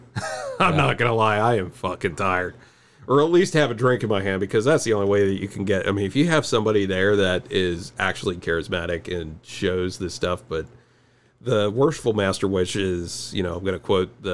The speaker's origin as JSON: {"language": "English", "region": "Western Pennsylvania", "country": "United States", "said": "I'm from Western Pennsylvania"}